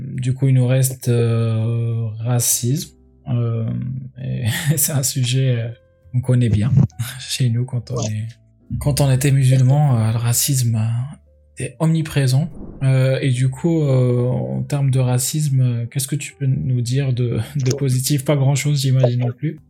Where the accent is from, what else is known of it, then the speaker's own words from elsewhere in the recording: Algiers, Algiers Province, Algeria; moved away; j'ai grandi à Alger